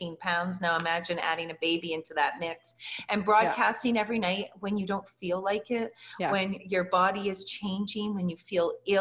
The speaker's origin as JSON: {"language": "English", "country": "Canada", "also_born_or_lived": "Lubbock, Texas", "moved": "as an adult", "said": "I was from Canada."}